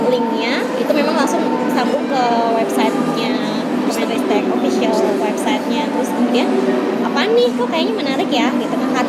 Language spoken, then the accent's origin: Indonesian; Jakarta, Indonesia; aku lahir besar di Jakarta kuliah di Jogja kayak dia juga kuliah di Jogja ya tapi nggak bisa bisa bahasa Jawa